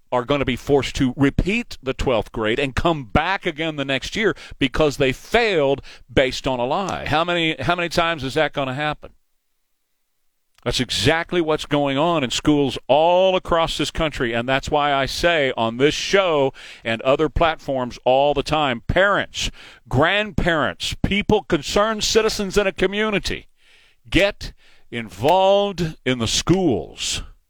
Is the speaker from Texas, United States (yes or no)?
yes; Texas, United States; now in Chicago, United States; My girlfriend and I are listening up here in Chicago. We are both from Texas, Corpus Christi and El Paso.